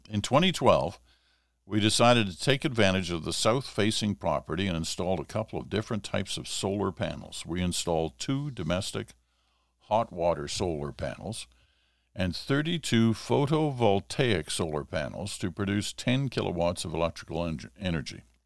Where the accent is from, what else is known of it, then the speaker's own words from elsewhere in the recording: Ottawa, Ontario, Canada; I was growing up in Ottawa, and I would have been like seven or eight years old